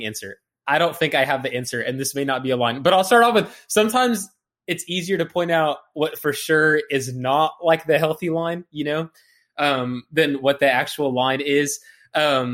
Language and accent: English; United States; I was born in America, have only ever lived in America